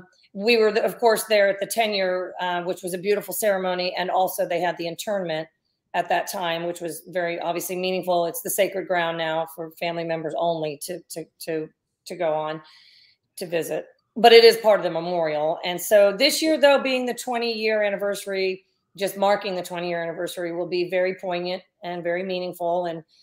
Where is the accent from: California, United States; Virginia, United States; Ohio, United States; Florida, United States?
Ohio, United States; Columbus; born there; also born or lived in New Jersey; Columbus, that's where Dad was the Buckeye.